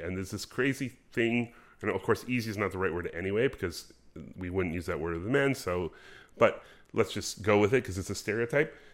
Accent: United States; I'm the American

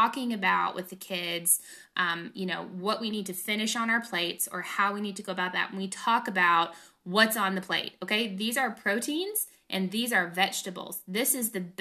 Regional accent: the South, United States; I grew up in the South

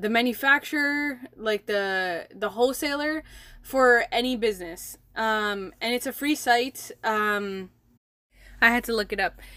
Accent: Milwaukee, Wisconsin, United States; I'm from Milwaukee, Wisconsin

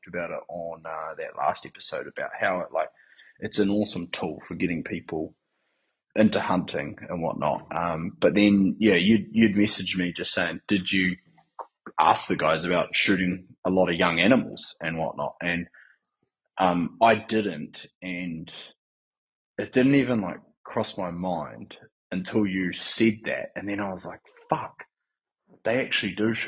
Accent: Northland, New Zealand; also born or lived in Whangarei; now in Christchurch, New Zealand; growing up in Northland

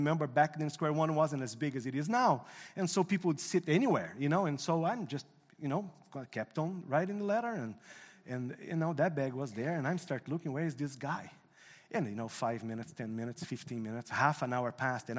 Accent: Brazil; English is a second language; moved away as an adult; now in Canada; I'm a commercial pilot down in Brazil

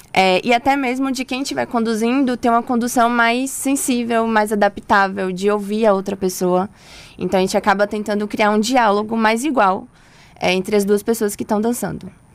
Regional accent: Santo Antônio de Jesus, Bahia, Brazil; now in Salvador, Brazil; eu sou de Santo Antônio de Jesus, então a cidade assim do forró

